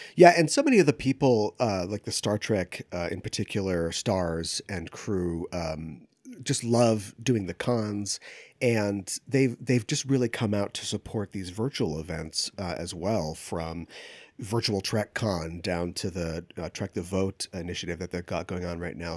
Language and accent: English; Minneapolis, Minnesota, United States; I grew up in the Twin Cities area, and we don't get too many tornadoes up here